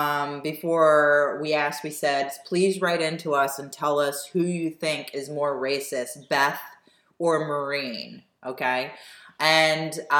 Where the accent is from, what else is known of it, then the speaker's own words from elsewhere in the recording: United States; being in America, born and raised in the United States